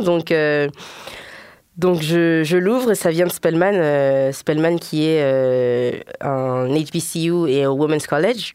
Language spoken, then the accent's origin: French; Guinea; moved away; also born or lived in Paris, France; je suis guinéenne